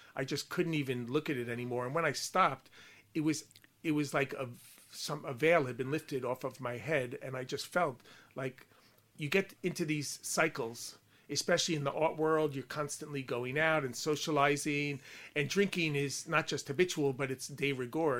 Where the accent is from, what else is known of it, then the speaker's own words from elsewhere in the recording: Long Island, New York, United States; accent: Long Island; also born or lived in England; now in United Kingdom; my Long Island accent